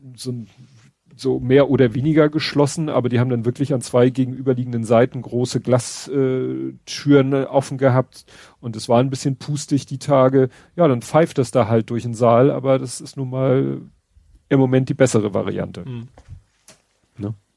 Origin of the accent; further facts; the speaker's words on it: Hamburg, Germany; für mich als Hamburger